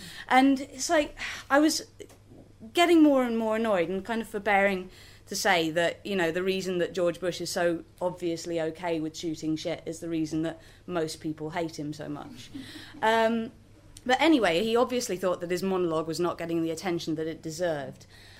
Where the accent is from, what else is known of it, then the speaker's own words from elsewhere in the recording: Belgium; I grew up in Belgium, so putting on a Flemish accent and talking about Brussels is fine.